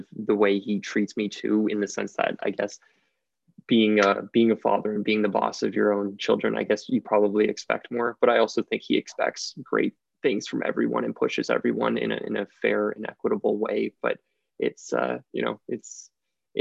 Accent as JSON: {"language": "English", "region": "Ontario", "country": "Canada", "tie": "born or raised there", "said": "I was born and raised here in Ontario, where I still reside."}